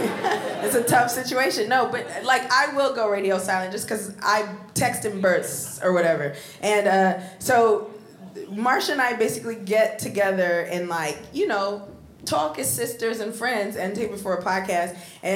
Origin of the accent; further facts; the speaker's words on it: New York City, New York, United States; I was born and raised in Brooklyn.